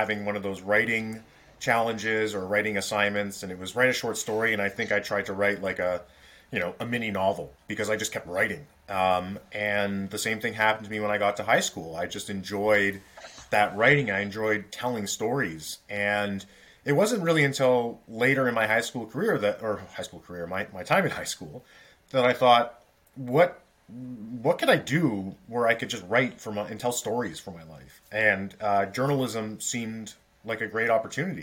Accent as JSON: {"language": "English", "town": "Toronto", "region": "Ontario", "country": "Canada", "tie": "born or raised there", "moved": "yes", "lives_now": "Ottawa, Canada", "said": "So I grew up in Toronto"}